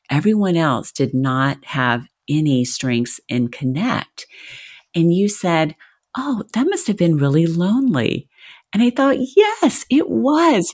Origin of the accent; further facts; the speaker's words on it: the South, United States; I was raised in the South.